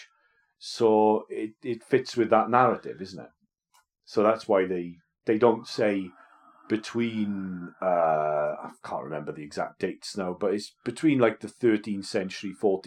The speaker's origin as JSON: {"language": "English", "region": "Wales", "country": "United Kingdom"}